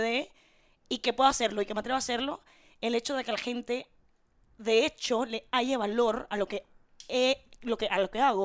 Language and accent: Spanish; Panama City, Panama; en mi certificado de nacimiento, yo soy de Curundú